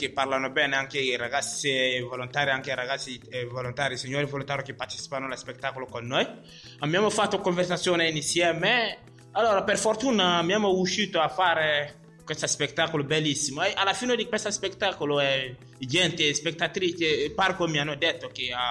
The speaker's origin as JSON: {"language": "Italian", "country": "Mali", "second_language": "Italian", "moved": "as an adult", "lives_now": "Italy", "said": "vengo dal Mali, ho 22 anni, anche sto frequentando in scuola media qua. Sono qua in Italia un anno e mezzo, ancora sto chiedendo protezione internazionale"}